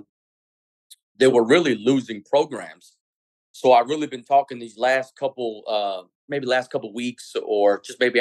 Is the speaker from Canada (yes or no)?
no; Woodbridge, Virginia, United States; moved away as an adult; also born or lived in Scranton, Pennsylvania; now in Texas, United States; So originally I'm from Virginia, the Woodbridge area. And coming out of high school, I went to Garfield Senior High School